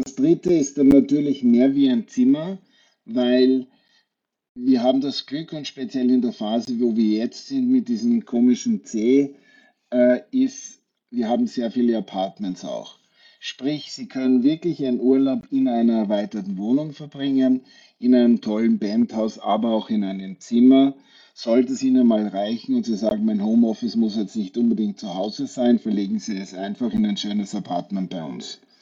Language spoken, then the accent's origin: German; Wachau, Lower Austria, Austria; also born or lived in China / Maldives / Thailand; now in Tyrol, Austria; Ich komme aus der Wachau, aus, der Wein, aus dem Weinbaugebiet